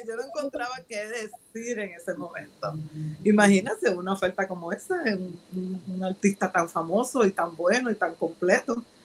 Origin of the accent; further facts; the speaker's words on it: Ponce, Puerto Rico; soy, soy eh, puertorriqueña de un pueblo de Ponce, de Ponce, Puerto Rico